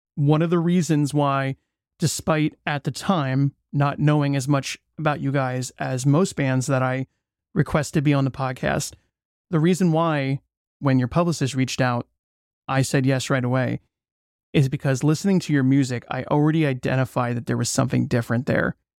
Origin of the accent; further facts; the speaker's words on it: United States; I'm from the States